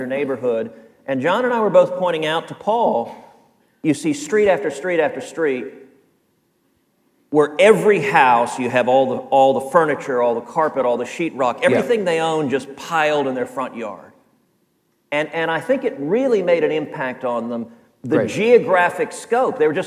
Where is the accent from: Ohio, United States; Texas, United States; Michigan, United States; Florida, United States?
Texas, United States; Houston; Houston is my home. I grew up in Houston